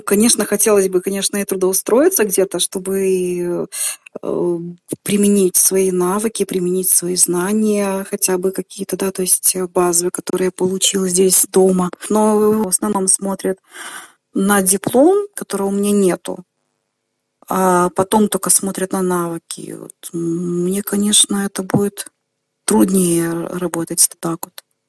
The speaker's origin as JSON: {"language": "Russian", "country": "Belarus", "tie": "born or raised there", "also_born_or_lived": "Komsomolsk-on-Amur, Khabarovsk Krai, Russia / Grodno, Belarus", "said": "Первые несколько лет я прожил там, а потом уже переехал сюда, в Беларусь"}